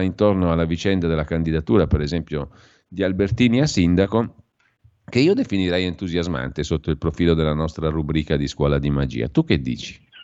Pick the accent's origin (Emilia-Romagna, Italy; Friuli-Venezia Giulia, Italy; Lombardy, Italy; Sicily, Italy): Lombardy, Italy; dalle nostre parti lombarde